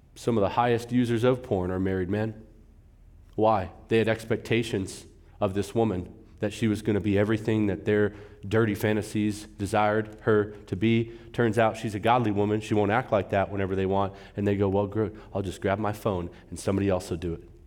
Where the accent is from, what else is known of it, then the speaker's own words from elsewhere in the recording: California, United States; moved away as an adult; now in Arizona, United States; I'm a California guy.